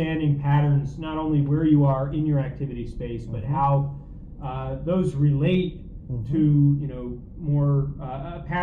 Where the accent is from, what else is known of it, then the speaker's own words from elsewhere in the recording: New York, United States; moved away as an adult; also born or lived in Kansas; now in Louisiana, United States; the little 700-person podunk town that I grew up in East Armpit, New York